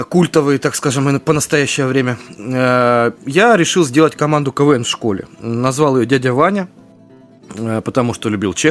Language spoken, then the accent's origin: Russian; Rostov-on-Don, Rostov Oblast, Russia; Из э, Ростов-на-Дону.